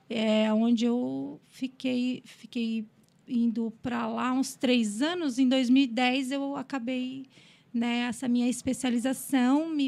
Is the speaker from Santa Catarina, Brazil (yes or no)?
yes; Criciúma, Santa Catarina, Brazil; Sou, sou de Criciúma, né?